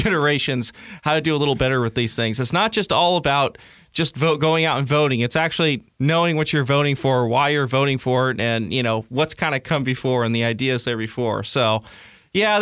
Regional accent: California, United States; even as a Californian

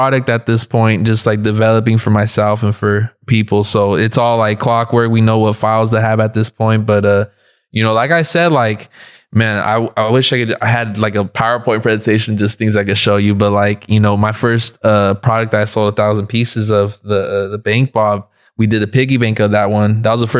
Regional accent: South Gate, California, United States; I'm from Southgate, California. That's like Southeast LA. First generation. My parents grew up over there in Mexico.

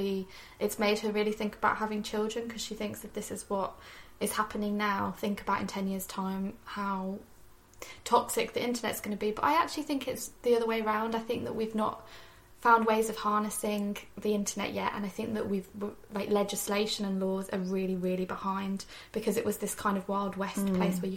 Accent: Birmingham, West Midlands, United Kingdom; I'm from Birmingham.

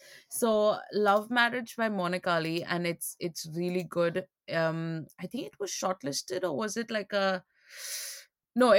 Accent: India; being Indian

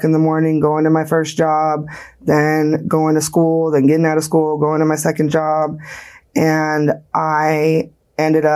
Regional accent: Las Vegas, Nevada, United States; I was born right here in Las Vegas, Nevada

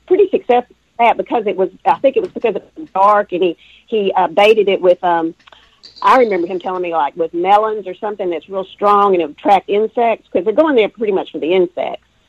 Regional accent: East Texas, United States; I grew up in East Texas

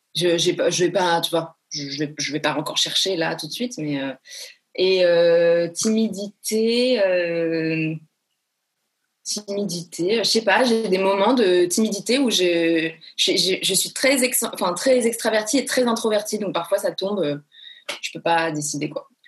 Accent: Marseille, Provence-Alpes-Côte d'Azur, France; also born or lived in Paris; Je suis une Marseillaise quand même, euh, bien, tu vois, bien trempée, et une Parisienne aussi quand même, donc j'ai vraiment les deux côtés

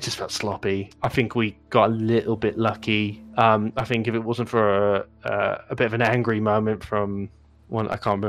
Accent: United States; moved away; when I was growing up in the States

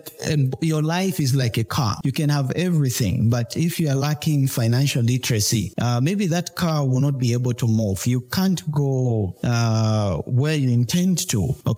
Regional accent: Zambia; also born or lived in China; born and bred in Kangwa, a product of Wacha Secondary School.

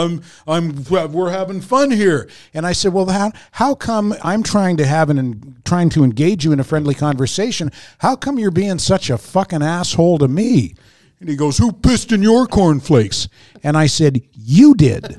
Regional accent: Fredericton, New Brunswick, Canada; moved away; I'm from Fredericton, and, and everyone talks to everybody else, and everybody's Maritime-ers, right?

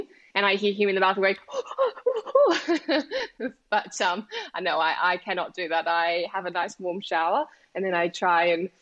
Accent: Australia; when I would be at school, I didn't look typically Australian, but the kids would think that I was Asian

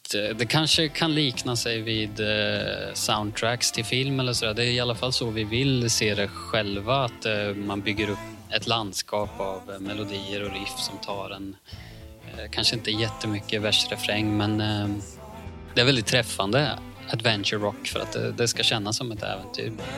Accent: Ljungsbro, Östergötland, Sweden; så kommer jag från Ljungsbro, Cloetta

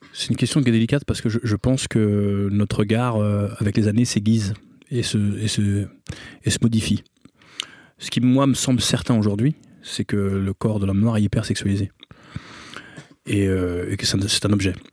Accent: Bobigny, Île-de-France, France; Moi, j'ai grandi à Bobigny, dans un quartier qui s'appelle l'Abreuvoir, où on est très mélangé.

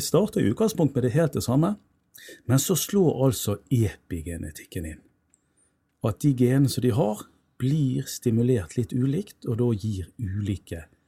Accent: Bergen, Vestland, Norway; jeg er jo født og oppvokst i Bergen

